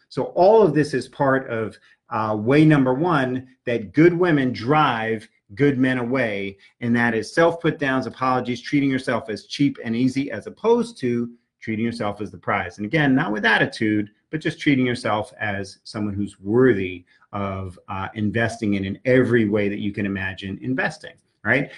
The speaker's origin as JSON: {"language": "English", "town": "New York City", "region": "New York", "country": "United States", "tie": "born or raised there", "said": "I grew up in New York City taking the subways."}